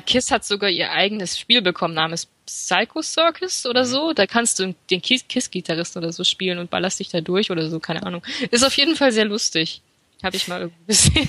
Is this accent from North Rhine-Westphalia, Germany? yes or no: no; Fulda, Hesse, Germany; moved away as an adult; now in Frankfurt am Main, Germany; ich komme eigentlich gebürtig aus Fulda und im Rahmen meines Studiums bin ich nach Frankfurt am Main umgezogen